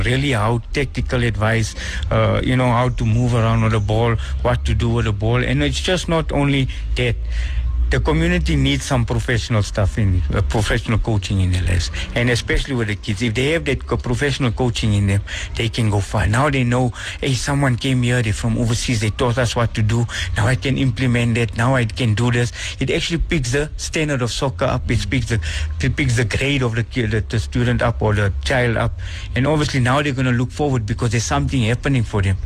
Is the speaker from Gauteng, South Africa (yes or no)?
yes; Benoni, Gauteng, South Africa; I'm from Actonville, but I stay outside of Actonville now